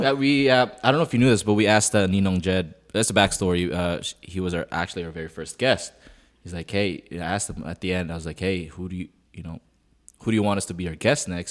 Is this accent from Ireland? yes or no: no; Canada; also born or lived in Philippines; I'm, I'm Canadian